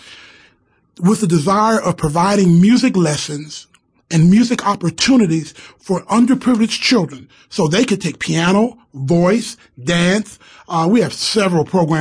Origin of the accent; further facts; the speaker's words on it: Cleveland, Ohio, United States; moved away; I came from Cleveland, Ohio. I grew up in what they called, back then, they called it the ghetto.